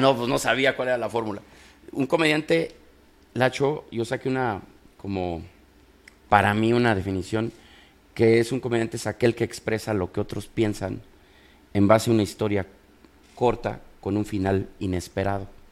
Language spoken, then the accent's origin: Spanish; Guanajuato, Mexico; also born or lived in Guadalajara, Jalisco; now in Monterrey, Mexico; yo soy de Guanajuato, pero vengo de Guadalajara